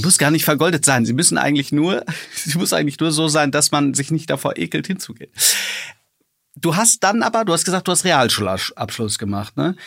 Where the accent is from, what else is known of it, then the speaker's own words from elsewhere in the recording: Hagen, North Rhine-Westphalia, Germany; moved away; meine alte Heimat Hagen